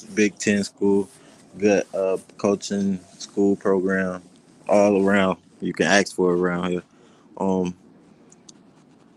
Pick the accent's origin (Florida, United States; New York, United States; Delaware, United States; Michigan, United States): Florida, United States; moved away as an adult; now in Nebraska, United States; I'm from Florida